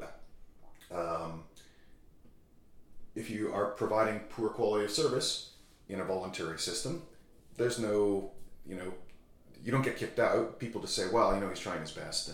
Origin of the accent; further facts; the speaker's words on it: Canada; I'm from Canada